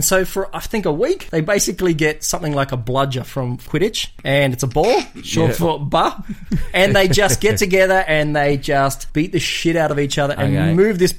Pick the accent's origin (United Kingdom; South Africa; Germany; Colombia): United Kingdom; Scotland; I'm Scottish